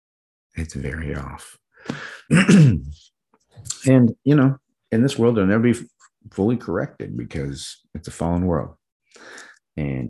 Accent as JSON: {"language": "English", "region": "Midwest", "country": "United States", "tie": "born or raised there", "said": "I was growing up in the Midwest"}